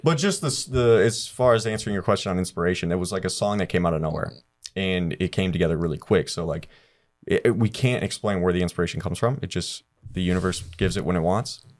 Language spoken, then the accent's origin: English; Cleveland, Ohio, United States; born or raised there; moved away